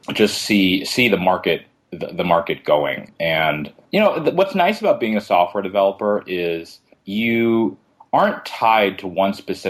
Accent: New York City, New York, United States; also born or lived in White Plains, New York; I grew up in Queens

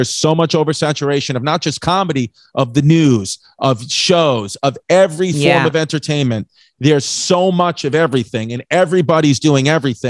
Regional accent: New York City, New York, United States; Brooklyn, Queens.

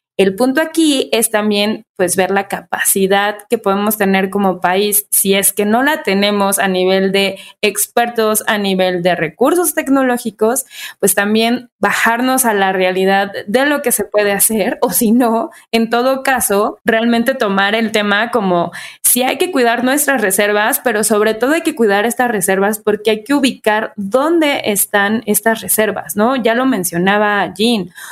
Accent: Mexico

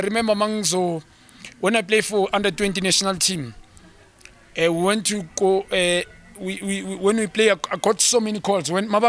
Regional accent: South Africa; We as South African, we qualify.

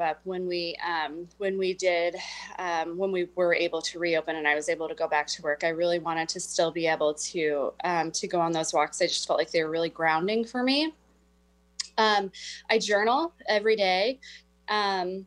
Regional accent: Midwest, United States; now in Whidbey Island, United States; I grew up in the Midwest

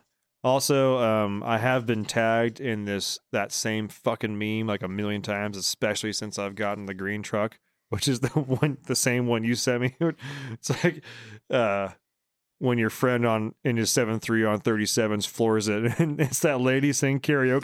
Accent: Bay Area, California, United States; I'm from the Bay Area

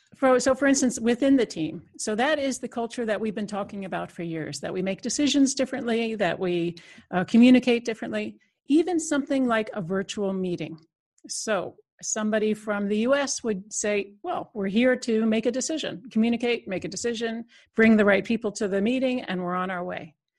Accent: United States; moved away as an adult; now in Netherlands; I'm an American citizen, but I've been in Europe almost uh, 25 years

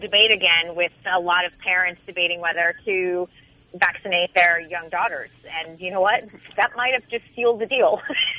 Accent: Boston, Massachusetts, United States; born or raised there

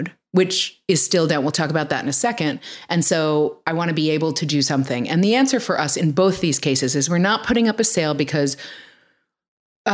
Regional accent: New York City, New York, United States; now in California, United States; I grew up in New York City in an apartment building

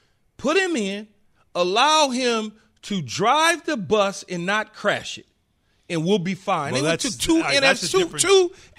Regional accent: West Coast, United States; And I'm coming from the West Coast, so everything is just, we chill. We lay back.

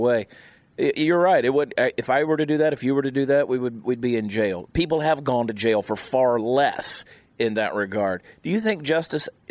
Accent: Georgia, United States; also born or lived in New Jersey; now in Texas, United States; I was born in New Jersey. I'm sure you can tell by the accent. I spent a lot of time there, South Jersey. Yeah. It just happened to be where my mother was when she went into labor and had me. So I grew up in Georgia, and now I'm a Texan by choice

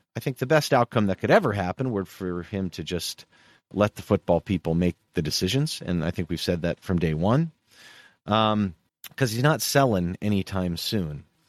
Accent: United States; as an American

